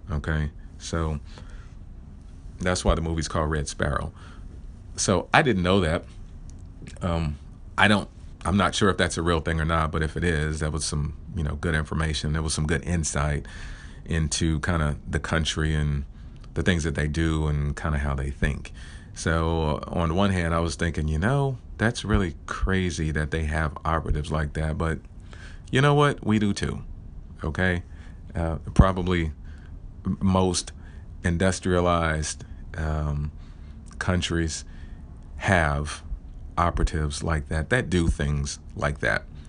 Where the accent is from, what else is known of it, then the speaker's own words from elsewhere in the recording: Oklahoma, United States; I am from Oklahoma